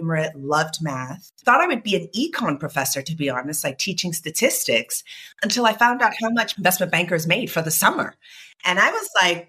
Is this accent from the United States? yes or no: yes; Boston, Massachusetts, United States; I was born in Boston, Massachusetts, born to Nigerian immigrant parents